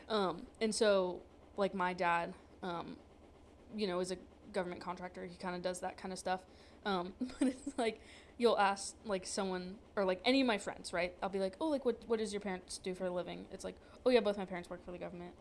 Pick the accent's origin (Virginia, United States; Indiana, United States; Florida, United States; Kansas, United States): Virginia, United States; moved away as an adult; where are you from i'm like oh virginia